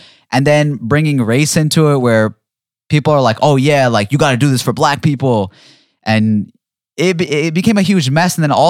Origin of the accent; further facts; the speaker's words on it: London, United Kingdom; now in Dubai, United Arab Emirates; I'm from London. I live in Dubai. Oh, I've never set foot in a Walmart.